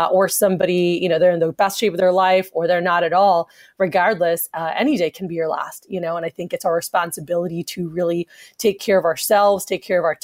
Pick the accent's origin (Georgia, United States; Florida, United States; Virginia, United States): Florida, United States; South; now in Texas, United States; growing up in South Florida